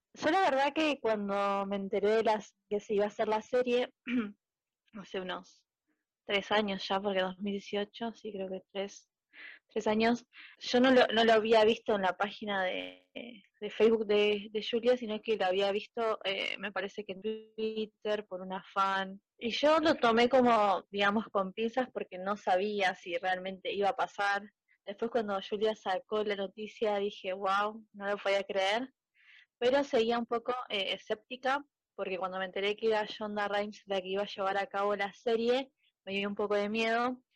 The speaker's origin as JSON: {"language": "Spanish", "region": "Buenos Aires", "country": "Argentina", "said": "soy de Buenos Aires, Argentina."}